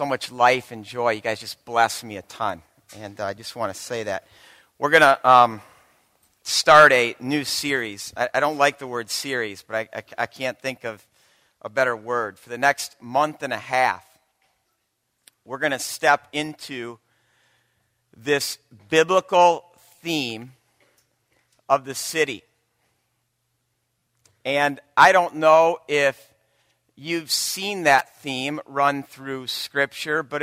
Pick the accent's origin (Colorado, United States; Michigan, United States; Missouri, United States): Michigan, United States; Byron Center; moved away as an adult; also born or lived in Chicago; now in Grand Rapids, United States; I was born and raised in Byron Center, a small town south of Grand Rapids